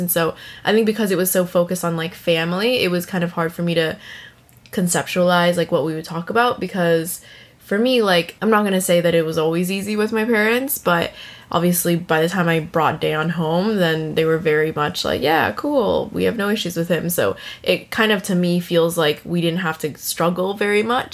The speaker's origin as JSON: {"language": "English", "country": "United States", "tie": "born or raised there", "moved": "yes", "lives_now": "Vancouver, Canada", "said": "growing up in America"}